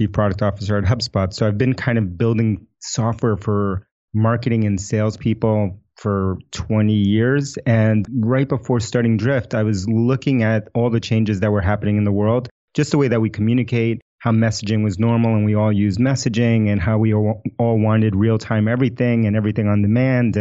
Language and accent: English; New York City, New York, United States; first language Spanish; English is a second language; I grew up in New York City.